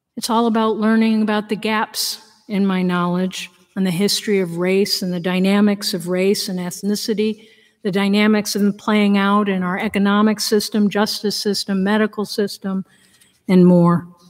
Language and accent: English; Danbury, Connecticut, United States; None of that was in my history books when I grew up in Connecticut